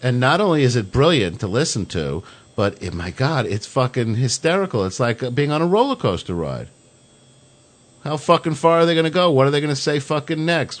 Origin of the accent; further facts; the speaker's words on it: Long Island, New York, United States; growing up on Long Island